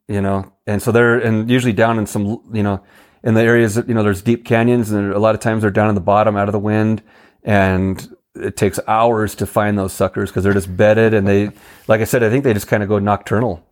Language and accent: English; Oregon, United States; now in New Mexico, United States; I'm from Oregon